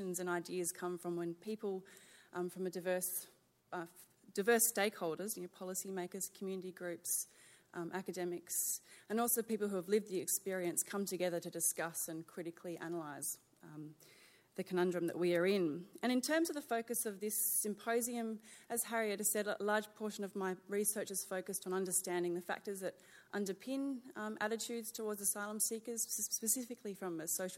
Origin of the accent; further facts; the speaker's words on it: Sydney, New South Wales, Australia; moved away; I'm really pleased to be back in Sydney. This is my hometown.